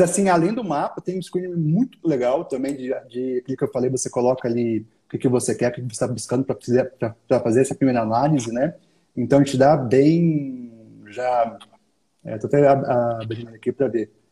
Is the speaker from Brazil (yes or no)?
yes; Brazil; como brasileiro